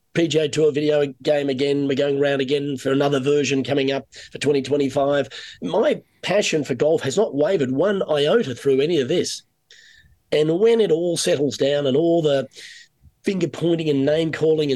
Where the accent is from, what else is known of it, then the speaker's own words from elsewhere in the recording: Sydney, New South Wales, Australia; moved away as an adult; now in Canada; coming from Sydney, it was either, you know, really nice weather or sometimes a little colder